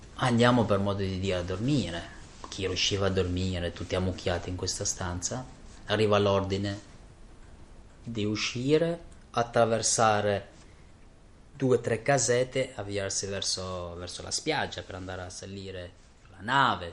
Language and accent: Italian; Kosovo; first language Albanian; Italian is a second language; now in Italy; vengo dal Kosovo, vivo da molti anni in Italia